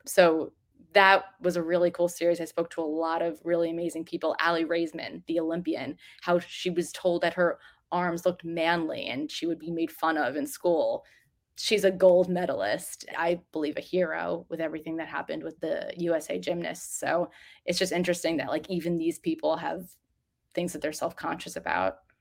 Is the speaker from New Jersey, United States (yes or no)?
yes; New Jersey, United States; I grew up in New Jersey